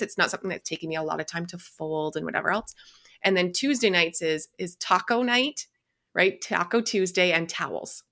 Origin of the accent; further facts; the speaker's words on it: Canada; I'm Canadian